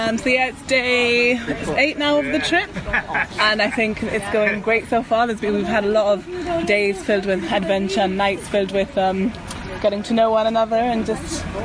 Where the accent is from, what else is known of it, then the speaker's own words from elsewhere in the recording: Gibraltar; as Brent mentioned. I'm from Gibraltar